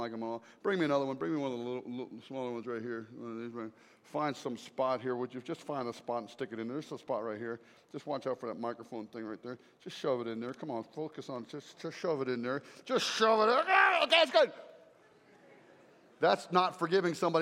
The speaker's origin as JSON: {"language": "English", "region": "South Carolina", "country": "United States", "said": "I come from South Carolina, and it's nasty there"}